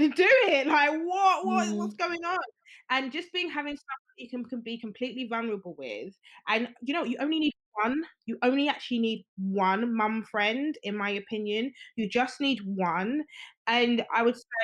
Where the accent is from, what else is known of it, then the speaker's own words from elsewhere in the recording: Nigeria; I'm Nigerian. So like, you know, the Yoruba ethnicity and, you know, the Nigerian culture